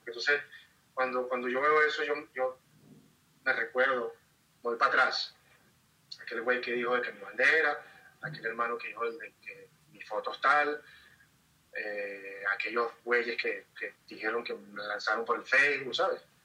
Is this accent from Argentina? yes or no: no; Caracas, Capital District, Venezuela; moved away as an adult; now in Mexico; En Caracas, de donde soy